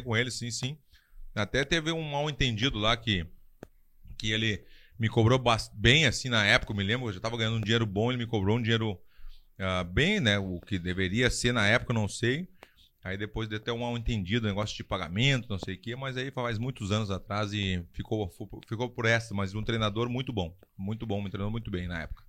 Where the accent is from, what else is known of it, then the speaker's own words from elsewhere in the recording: Brazil; moved away; also born or lived in Spain / United States; como brasileiro